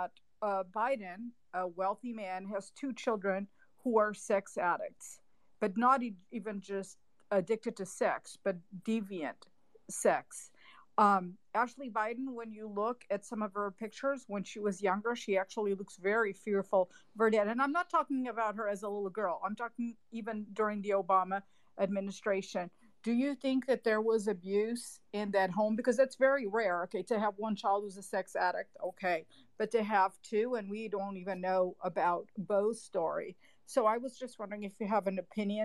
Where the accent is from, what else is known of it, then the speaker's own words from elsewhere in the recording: Portugal; I'm Portuguese. I'm from Portugal